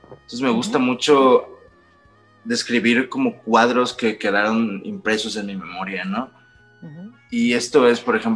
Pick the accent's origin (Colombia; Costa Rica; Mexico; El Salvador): Mexico; northern Mexico; yo soy del norte de México. Y en el norte de México, pues tenemos fama de ser aferrados hasta la muerte